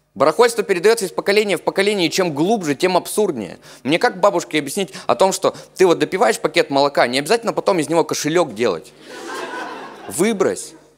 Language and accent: Russian; Chernushka, Perm Krai, Russia; Я не совсем из Перми, я из э, маленького провинциального города в Пермском крае, он называется Чернушка